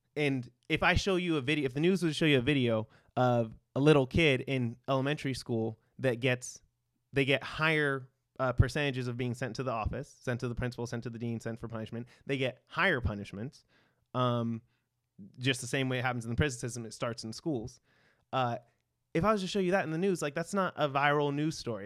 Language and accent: English; Victorville, California, United States; I grew up in San Bernardino County, uh, in this small, like, desert town called Victorville